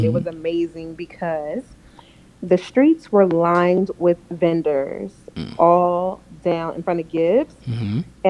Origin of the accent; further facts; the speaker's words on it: Stone Mountain, Georgia, United States; I'm from Stone Mountain.